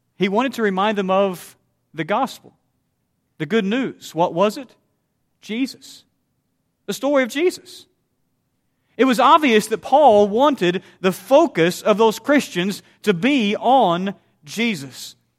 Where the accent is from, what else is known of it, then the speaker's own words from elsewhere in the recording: Southeast Missouri, United States; the congregation where I grew up in Southeast Missouri